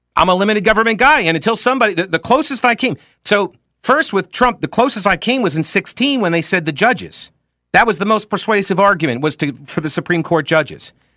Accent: New York, United States; I grew up in New York

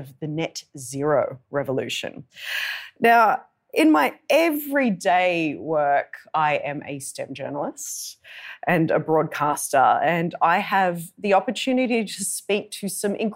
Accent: Blue Mountains, New South Wales, Australia; I was born and raised on Darug and Gundagara country. That's an area that you might know better as the Blue Mountains.

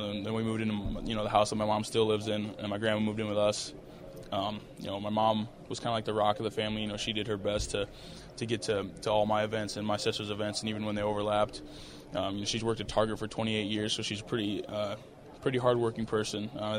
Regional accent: Mount Vernon, Iowa, United States; growing up in Mount Vernon was really nice. You know, we lived in the trailer park with my grandma up until kindergarten.

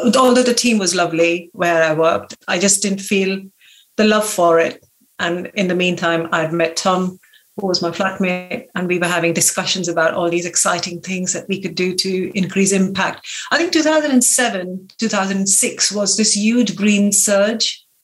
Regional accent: India; moved away as an adult; also born or lived in Lancaster, United Kingdom; now in Sway, United Kingdom; I grew up in India

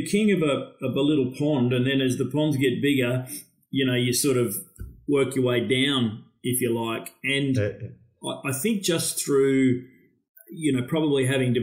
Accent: Alexandra Headland, Queensland, Australia; I'm on the beach at Alex, right across the road from the surf club. And that's where I pretty much grew up

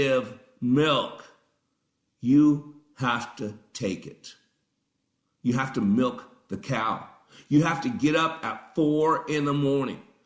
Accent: Las Vegas, Nevada, United States; I grew up in Vegas.

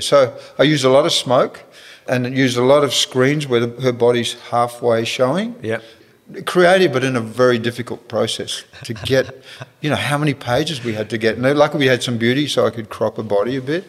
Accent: Perth, Western Australia, Australia; moved away as an adult; I'm from Perth

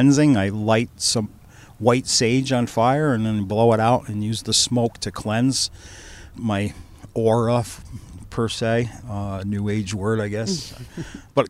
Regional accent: Niantic, Connecticut, United States; I grew up in Nyanic.

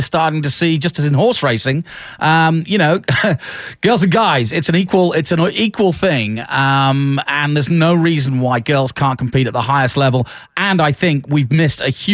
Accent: England, United Kingdom; I'm English

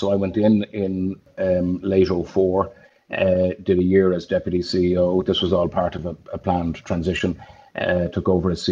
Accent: Dublin, Leinster, Ireland; So I'm a Dub from Raheny. Went to school in St. Paul's in Raheny, left in 1985

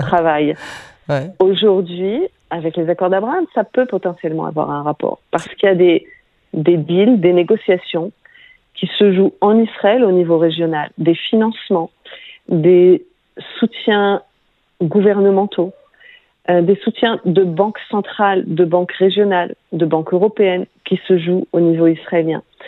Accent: France; quand on est français

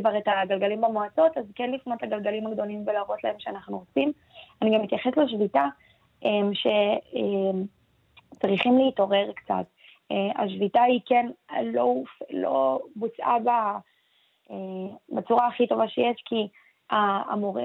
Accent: Beersheba, Southern District, Israel; אני, אני מבאר שבע

